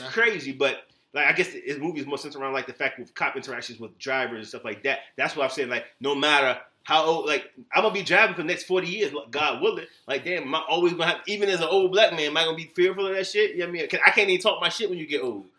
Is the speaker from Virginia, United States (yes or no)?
yes; Virginia Beach, Virginia, United States; moved away; I'm from Virginia Beach, Virginia area